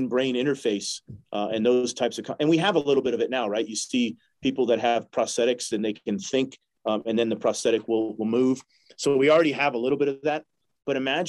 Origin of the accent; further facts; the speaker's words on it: New Hampshire, United States; I'm from New Hampshire